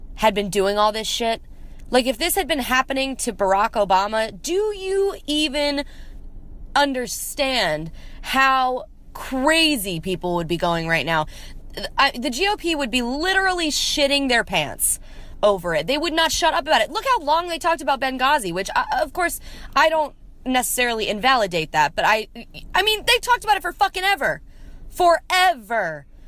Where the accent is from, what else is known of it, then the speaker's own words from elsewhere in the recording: Columbia, Maryland, United States; now in Nashville, United States; from Columbia, Maryland.